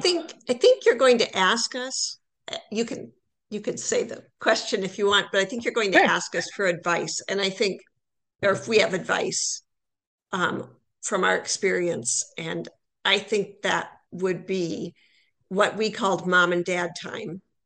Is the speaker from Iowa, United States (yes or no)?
yes; Iowa, United States; moved away as an adult; also born or lived in Toronto; now in St. Paul, United States; I'm from Iowa originally.